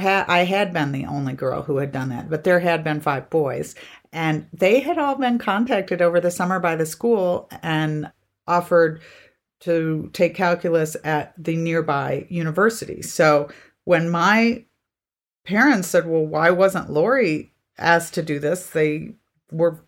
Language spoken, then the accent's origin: English; Michigan, United States; I was from Michigan